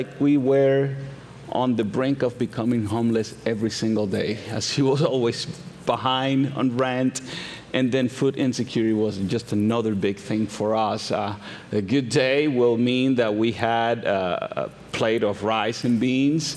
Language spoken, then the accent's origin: English; Santo Domingo, Dominican Republic; moved away; I am originally from the Dominican Republic, and I was born to a single teenage mother. And when I was about a toddler, 3, 4, my mother wanted to pursue better opportunities for us. And she thought that the big city, the capital, was where those opportunities were going to come from. So she took me and we migrated to Santo Domingo.